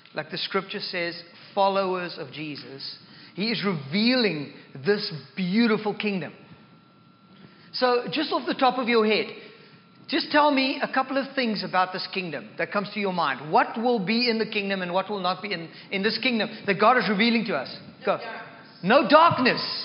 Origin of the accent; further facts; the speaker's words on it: South Africa; now in Canada; I am more South African than I am Christian